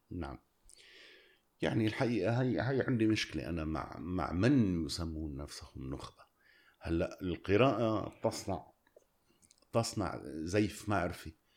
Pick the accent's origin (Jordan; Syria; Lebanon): Syria; أنا اليوم سوري